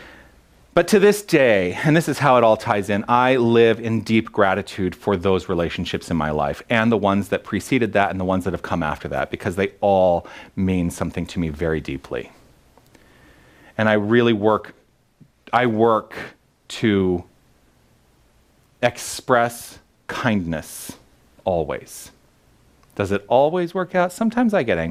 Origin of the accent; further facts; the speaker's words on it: Tucson, Arizona, United States; moved away as an adult; also born or lived in New York City; I grew up in Tucson, but when I left in 1997 to go pursue my dreams, the first place I went to was New York City.